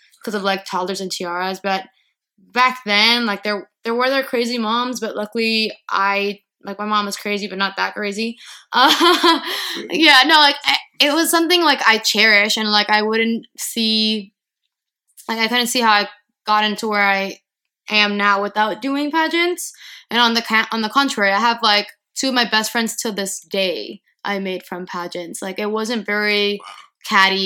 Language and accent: English; Miami, Florida, United States; moved away; I grew up in Miami, Florida